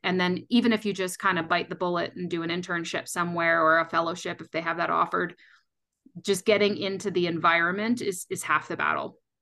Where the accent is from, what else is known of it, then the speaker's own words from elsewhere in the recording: Canada; moved away as an adult; now in Colorado, United States; I'm actually originally from Canada